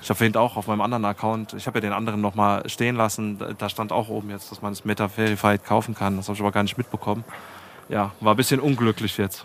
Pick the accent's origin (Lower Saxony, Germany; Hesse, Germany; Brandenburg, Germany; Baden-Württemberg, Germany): Hesse, Germany; Heusenstamm; born or raised there